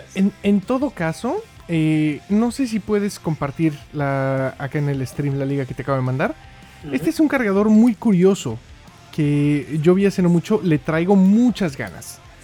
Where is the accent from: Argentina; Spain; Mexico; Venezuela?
Mexico; nosotros los mexicanos